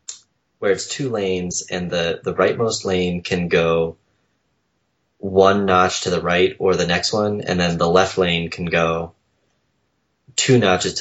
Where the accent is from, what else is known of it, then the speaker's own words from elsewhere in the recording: Minnesota, United States; also born or lived in Boston; now in Washington, United States; I grew up in Minnesota.